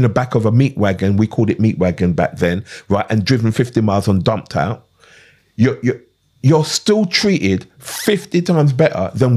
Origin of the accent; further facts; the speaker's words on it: London, United Kingdom; also born or lived in Clapham; I grew up in Brixton, but I wasn't from Brixton